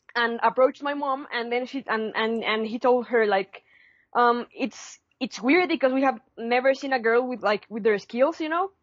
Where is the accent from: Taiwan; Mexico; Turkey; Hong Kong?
Mexico; Puebla; I'm from Puebla.